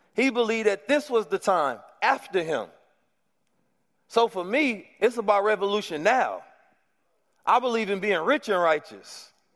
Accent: Oakland, California, United States; moved away as an adult; growing up in Oakland

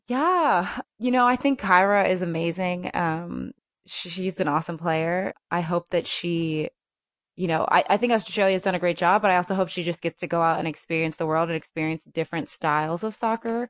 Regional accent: United States; I'm American

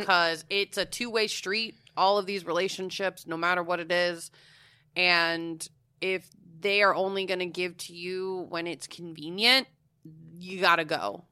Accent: Florida, United States; I'm from Florida.

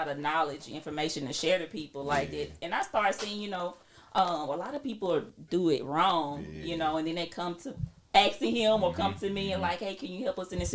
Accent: Jackson, United States; moved away; We come from Jackson

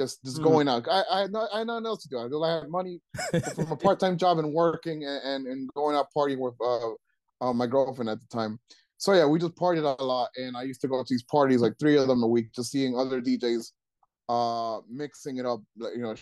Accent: Trenton, New Jersey, United States; I grew up in Trenton

